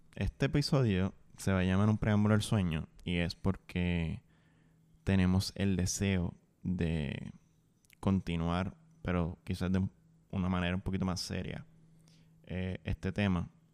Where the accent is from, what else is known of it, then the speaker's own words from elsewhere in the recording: Puerto Rico; dentro de mi experiencia como puertorriqueño, dentro de Puerto Rico